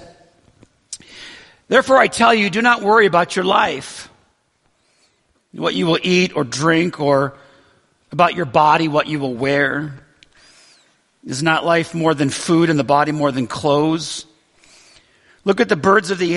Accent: Western New York, United States; moved away as an adult; also born or lived in Brighton, Michigan; I grew up in Western New York, and I had a great childhood, really

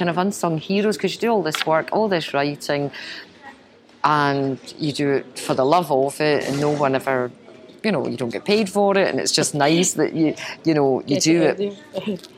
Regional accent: Glasgow, Scotland, United Kingdom; I'm born and brought up in Glasgow

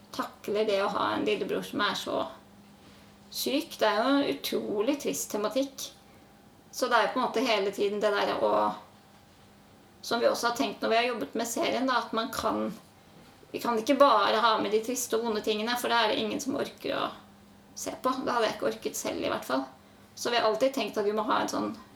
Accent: Oslo, Norway; jeg kommer fra Oslo. Mm. Vokste opp eh, i et gammelt

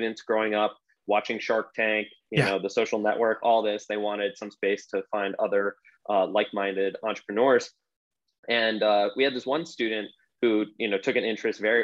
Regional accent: Rochester, New York, United States; now in Austin, United States; I'm from Rochester, New York

